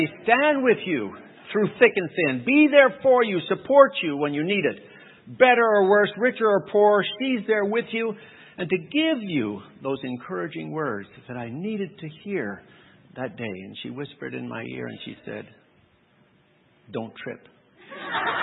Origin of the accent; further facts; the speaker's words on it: California, United States; I grew up in California